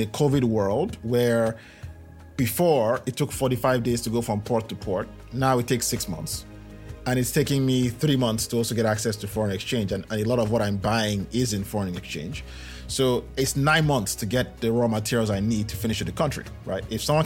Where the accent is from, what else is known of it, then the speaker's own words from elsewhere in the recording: Nigeria; I'm Nigerian